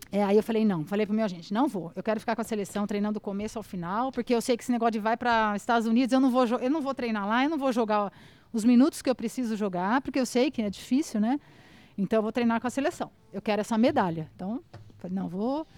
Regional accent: Araçatuba, São Paulo, Brazil; accent: caipira; moved away as an adult; also born or lived in Washington, United States; eu sou de Aracatuba, né, interior de São Paulo

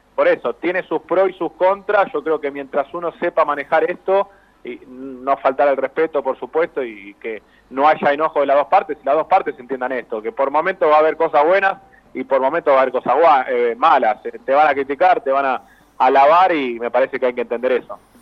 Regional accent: Avellaneda, Buenos Aires Province, Argentina; yo soy de Avellaneda

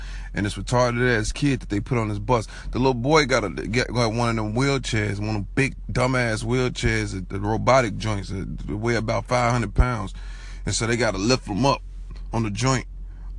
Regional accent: Chicago, Illinois, United States; I'm from Chicago

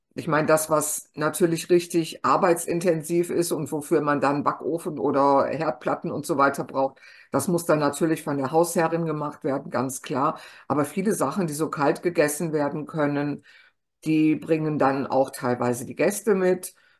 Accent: Germany; bei uns in Deutschland

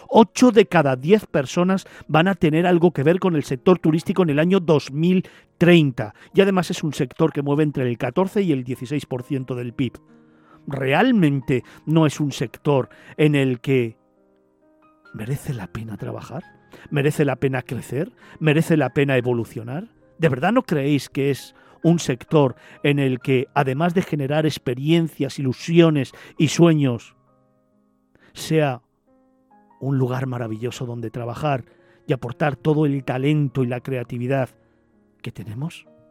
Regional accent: Spain

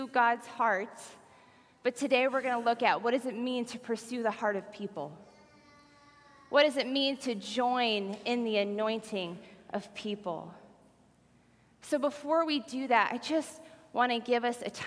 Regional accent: Sioux County, Iowa, United States; I am a Sioux County girl. I grew up in Sioux County.

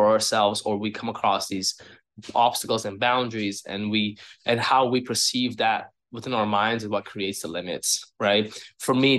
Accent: Uzbekistan; now in Toronto, Canada; I'm from Uzbekistan. I've been here in Toronto for 17 years now.

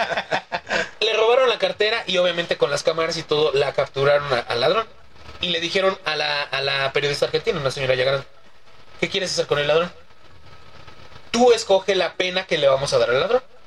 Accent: Mexico City, Mexico; de la agrícola oriental

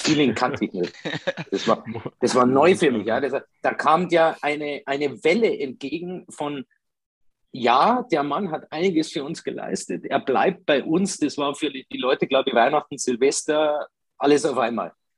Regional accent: Italy; now in Ingolstadt, Germany; als typischer Italiener

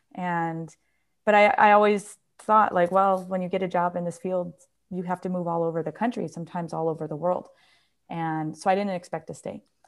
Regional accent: New York, United States; moved away; I'm from New York

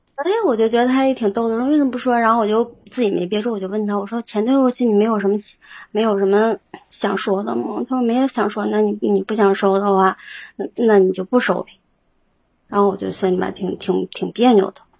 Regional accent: Northeast China, China; 我是东北人啊

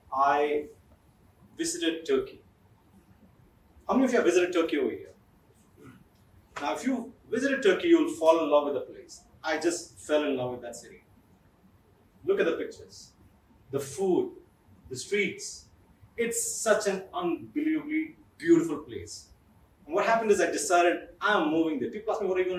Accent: Kerala, India; I am from Kerala

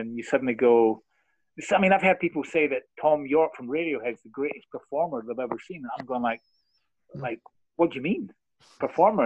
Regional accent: Scotland, United Kingdom; I'm from the east. I'm actually not from Glasgow

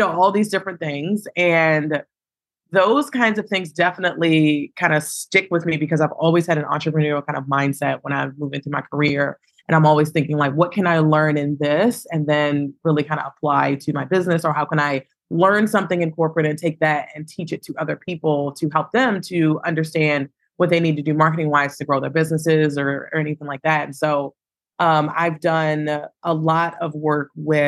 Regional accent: Baltimore, Maryland, United States; I am born and raised in Baltimore, Maryland

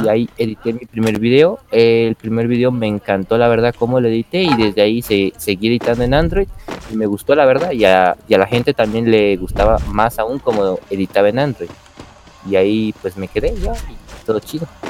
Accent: Quito, Pichincha, Ecuador; yo soy de Ecuador, de lo que sería la ciudad de Quito

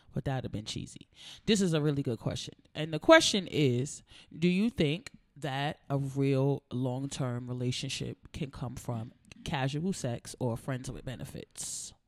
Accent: United States; I'm from America

